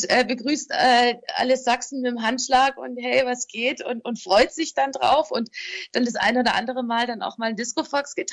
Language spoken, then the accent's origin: German; Transylvania, Romania; hey, guck mal, ich komme aus Siebenbürgen und ähm, komm doch mal mit und ich zeig dir, ich zeige dir meine Kultur.